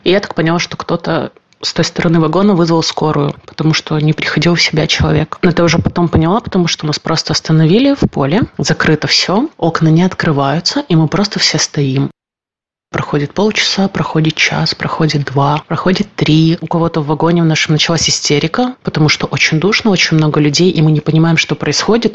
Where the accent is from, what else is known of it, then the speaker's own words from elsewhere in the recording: Kyiv, Ukraine; moved away as an adult; мне 30, а, я из Киева.